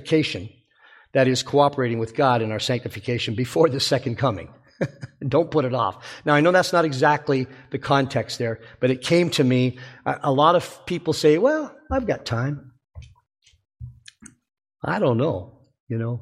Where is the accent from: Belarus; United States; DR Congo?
United States; Alabama; I was from Alabama